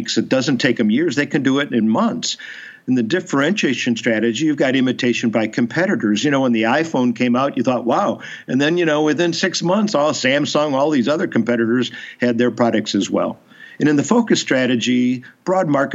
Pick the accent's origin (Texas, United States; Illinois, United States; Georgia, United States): Illinois, United States; Chicago; I was raised in Chicago